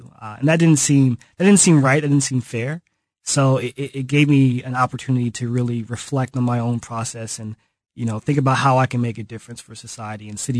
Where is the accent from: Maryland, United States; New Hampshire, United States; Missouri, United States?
Missouri, United States; Kansas City; moved away as an adult; also born or lived in Chicago; I grew up here in Kansas City, but I found City Year in Chicago. I was living up there for about 10 years.